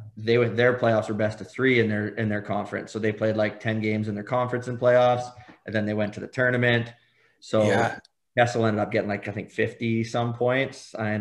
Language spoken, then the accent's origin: English; Saskatchewan, Canada; accent: Saskatchewan; they all thought I was from Ireland because, like, my Saskatchewan accent.